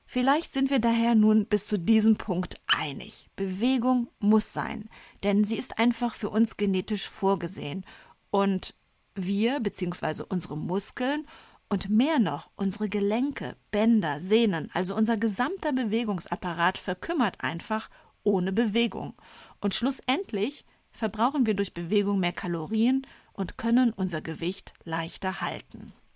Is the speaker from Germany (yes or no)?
yes; Rhineland, Germany; accent: Rhineland; damit ich als Rheinländerin mit der Aussprache des Wortes Sport, wir Rheinländer sprechen das R ja gerne mal ch aus